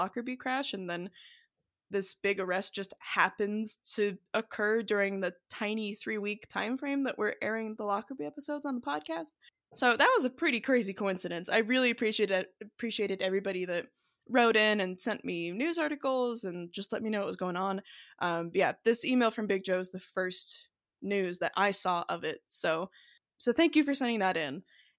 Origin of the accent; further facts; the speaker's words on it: New Zealand; I grew up in New Zealand, so this one is particularly poignant.